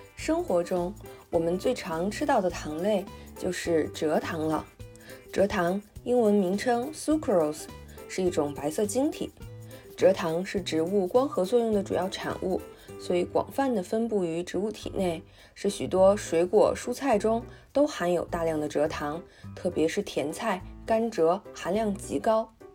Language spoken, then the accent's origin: Chinese; China; 我们中国人爱吃的红糖